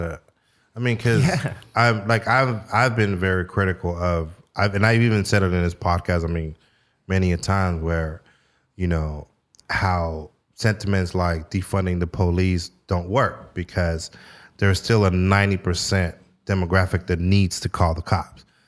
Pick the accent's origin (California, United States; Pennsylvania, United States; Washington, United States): California, United States; San Francisco; now in Sacramento, United States; growing up in San Francisco